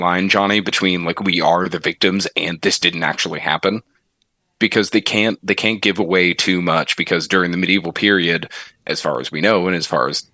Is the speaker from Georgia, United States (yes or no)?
no; Florida, United States; There is a Crystal Lake in my hometown in Florida